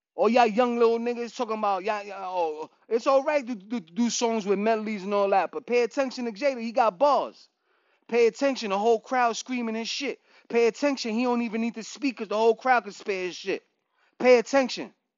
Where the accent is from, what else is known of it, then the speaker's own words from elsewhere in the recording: New York, United States; I'm from New York